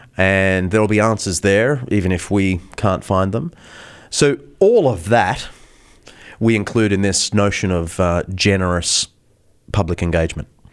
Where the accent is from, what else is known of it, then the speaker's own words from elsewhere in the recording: Australia; we're very British. I mean, we started as a British colony